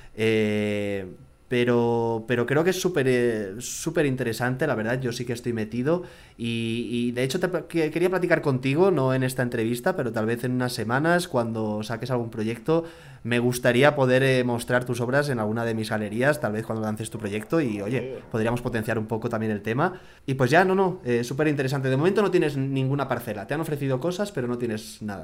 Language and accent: Spanish; Barcelona, Catalonia, Spain; now in Mexico City, Mexico; Yo soy de Barcelona, medio vasco también, y ya medio chilango también